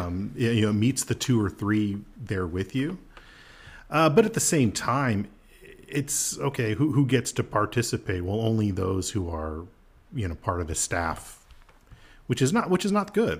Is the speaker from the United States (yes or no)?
yes; United States; I'm an American